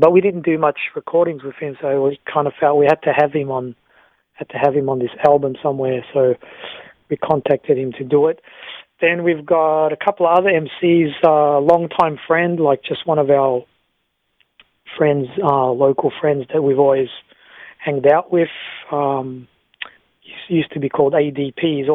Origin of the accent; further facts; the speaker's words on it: Australia; we're just an Australian group